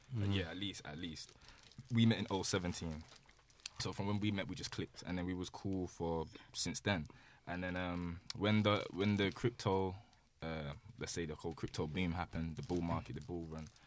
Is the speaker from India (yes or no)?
no; Birmingham, West Midlands, United Kingdom; also born or lived in London; I was born in London, raised in Birmingham